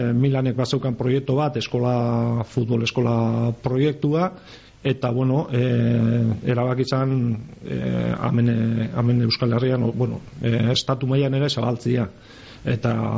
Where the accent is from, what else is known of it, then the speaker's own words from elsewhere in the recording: Gipuzkoa, Basque Country, Spain; moved away; also born or lived in Biscay; ni izatez Gipuzkoarra naiz